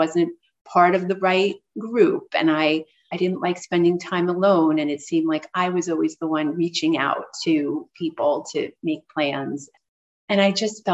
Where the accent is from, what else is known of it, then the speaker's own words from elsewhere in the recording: New York City, New York, United States; I grew up in New York City